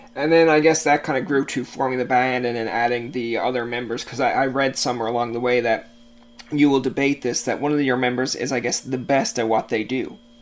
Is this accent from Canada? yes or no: yes; Canada; we're Canadian